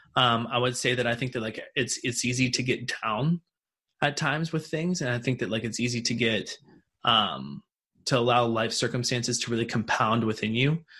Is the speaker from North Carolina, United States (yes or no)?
no; Martinsburg, West Virginia, United States; Martinsburg, West Virginia, which is where I grew up.